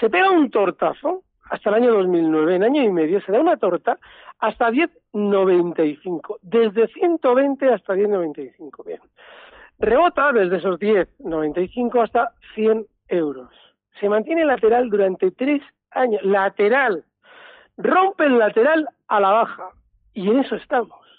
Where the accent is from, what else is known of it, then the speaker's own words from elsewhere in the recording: Madrid, Community of Madrid, Spain; buenos días … de Madrid.